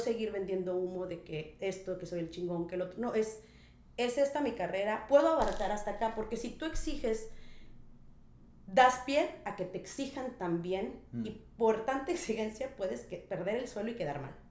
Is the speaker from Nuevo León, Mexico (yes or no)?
no; Minatitlán, Veracruz, Mexico; moved away as an adult; now in Tulum, Mexico; originaria orgullosamente de la ciudad de Minatitlán, Veracruz. Sí, señor, soy jarocha